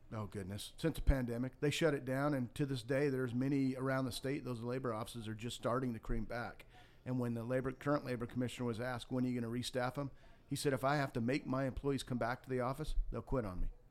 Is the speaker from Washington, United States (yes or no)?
no; Montana, United States; moved away as an adult; also born or lived in Florida; now in Georgia, United States; I grew up in Montana, had a very tough background